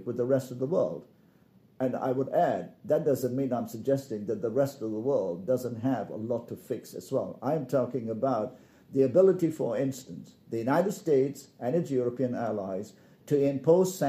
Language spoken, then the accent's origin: English; Malaysia; I come from Malaysia